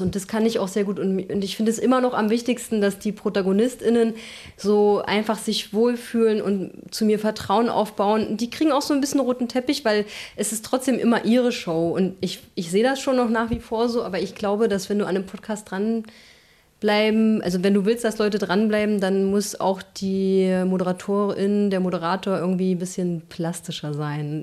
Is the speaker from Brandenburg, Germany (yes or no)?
yes; Eberswalde, Brandenburg, Germany; also born or lived in Berlin / Halle; now in Leipzig, Germany; ich komme ja aus Eberswalde, das ist in Brandenburg